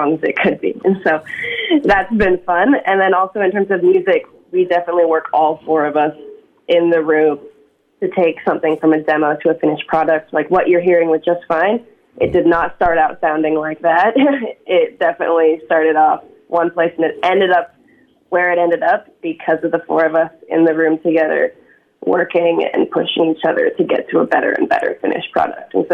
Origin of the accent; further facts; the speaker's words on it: Seattle, Washington, United States; now in Vancouver, Canada; growing up in Seattle